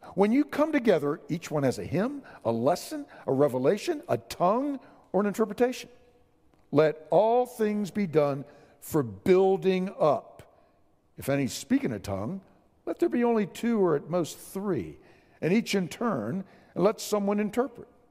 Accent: San Antonio, Texas, United States; I'm from San Antonio

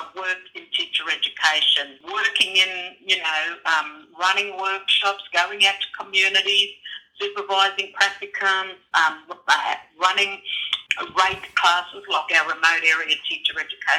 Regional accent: Innisfail, Queensland, Australia; also born or lived in Kimberley / Batchelor, Northern Territory; now in Northern Territory, Australia; I grew up in Innisfail in North Queensland, and that's where most of my extended family still live today.

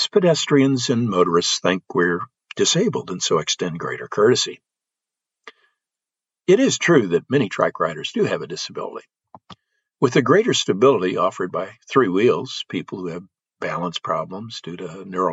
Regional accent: Belleville, Illinois, United States; my hometown area of Belleville, Illinois, which is a St. Louis suburb

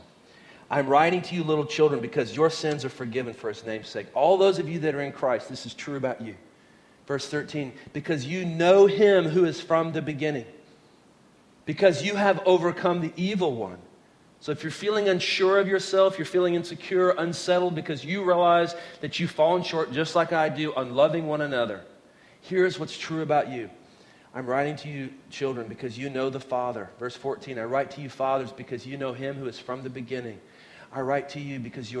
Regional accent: Oklahoma, United States; moved away; when I was a kid, I grew up in Oklahoma

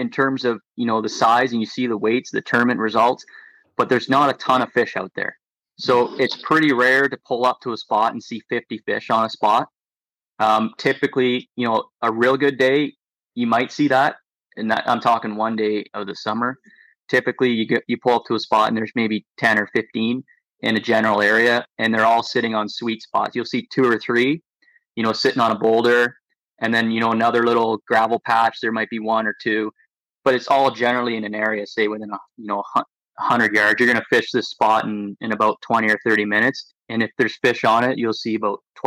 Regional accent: Lake Simcoe, Ontario, Canada; growing up on Lake Simcoe

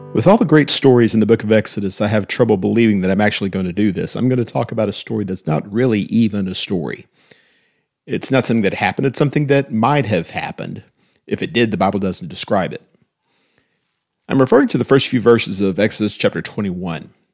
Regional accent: United States; as an American

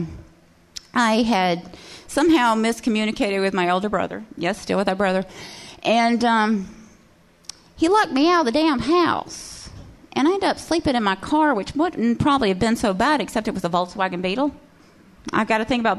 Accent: Cullman, Alabama, United States; I am from Cullman. And Cullman, Alabama has like one main feature

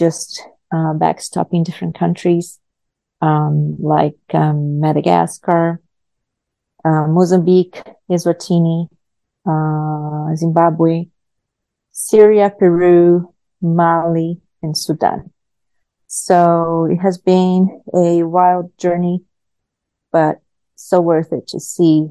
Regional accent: Brazil; English is a second language; moved away as an adult; also born or lived in Myanmar / Nebraska, United States; I am natural from Brazil. I was born in Brazil. I started my teaching career there, teaching as young as I was 16 years old

